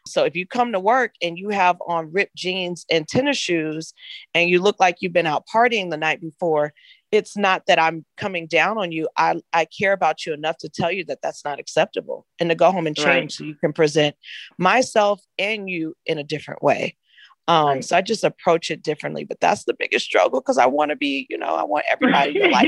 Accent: Inglewood, California, United States; I grew up in Inglewood, California

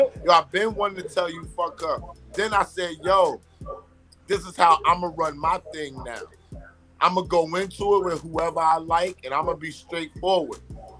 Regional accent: New York City, New York, United States; also born or lived in Bronx / Harlem; I was born in the Bronx. raised in Queens, cultivated in Harlem.

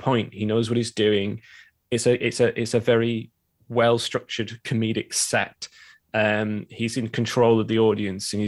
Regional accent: Preston, North West England, United Kingdom; now in Manchester, United Kingdom; I currently live in Manchester and I'm from Preston originally, which is just down the road. So I've grown up in the kind of northwest

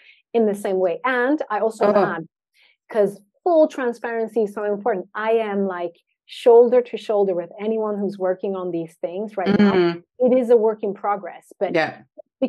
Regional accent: Sweden; I was born and raised in Sweden.

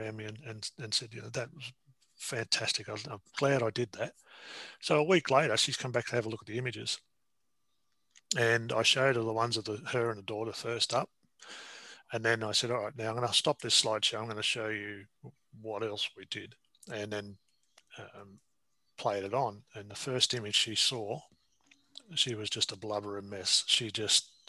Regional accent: Castlemaine, Victoria, Australia; now in Newcastle, Australia; But my hometown is a little town in Victoria called Castlemaine, and I live in Newcastle.

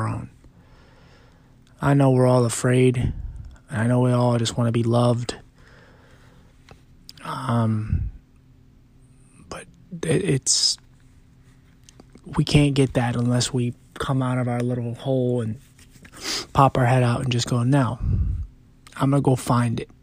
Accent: Philadelphia, Pennsylvania, United States; I'm also from Philly, and it's a hard city where you grow up

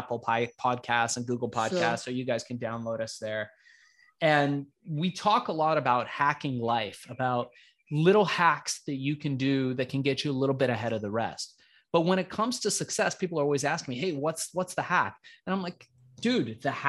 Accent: Iran; born or raised there; now in United States

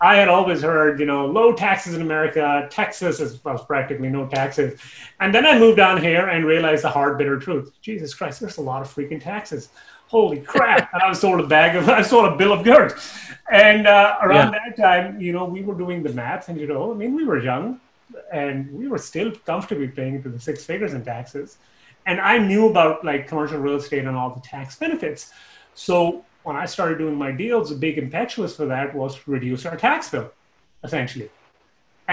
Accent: Canada; moved away as an adult; also born or lived in Toronto; now in Dallas, United States; I'm Canadian.

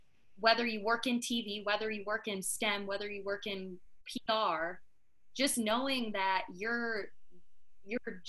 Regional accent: northern Indiana, United States; Miss Indiana was in my hometown for years. It used to be in the northern part of the state

